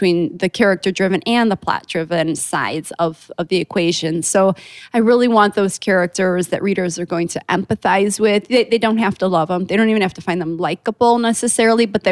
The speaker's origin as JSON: {"language": "English", "town": "Chicago", "region": "Illinois", "country": "United States", "said": "I'm from Chicago"}